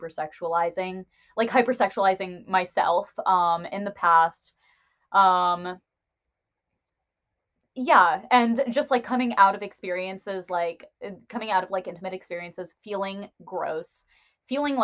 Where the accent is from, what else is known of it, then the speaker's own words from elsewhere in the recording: United States; I am an Indian American woman